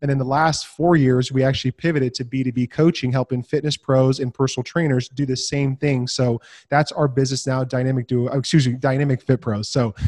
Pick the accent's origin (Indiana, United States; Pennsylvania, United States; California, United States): California, United States; Santa Rosa; born and raised in California. So right 45 minutes out of San Francisco. It's called Sonoma County, Santa Rosa, beautiful place.